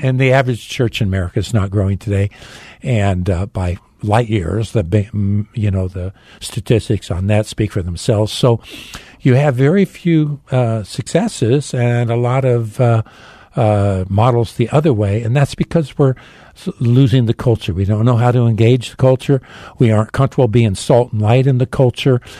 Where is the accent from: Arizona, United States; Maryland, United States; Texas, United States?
Arizona, United States; Phoenix; I was born in Phoenix